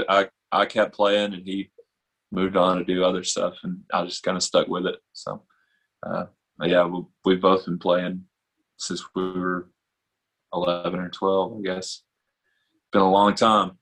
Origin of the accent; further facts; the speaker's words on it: Tuscumbia, Alabama, United States; also born or lived in Florence, Alabama / Nashville, Tennessee; I grew up over in Tuscumbia um, and kind of Florence, back and forth between those two